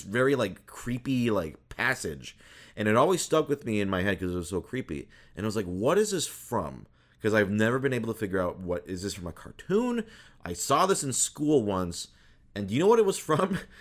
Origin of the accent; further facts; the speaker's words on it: Minnesota, United States; I was born in Minnesota.